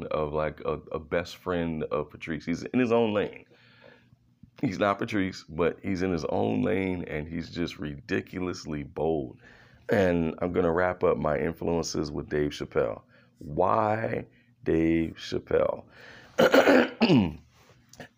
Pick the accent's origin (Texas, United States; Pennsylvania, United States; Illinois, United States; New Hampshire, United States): Pennsylvania, United States; Philadelphia; I was born in Philadelphia.